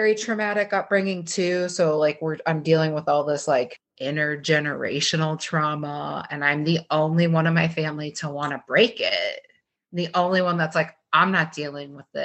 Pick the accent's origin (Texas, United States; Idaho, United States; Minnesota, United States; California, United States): Minnesota, United States; I grew up in Minnesota